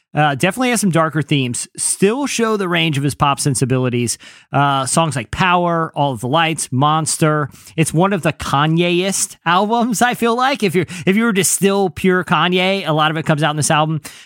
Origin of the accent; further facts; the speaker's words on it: Virginia Beach, Virginia, United States; I'm from Virginia Beach